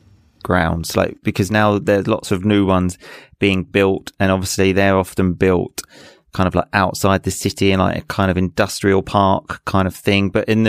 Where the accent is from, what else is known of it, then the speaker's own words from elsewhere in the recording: England, United Kingdom; I mean, again, growing up in England, I think other people would know other teams like Tottenham.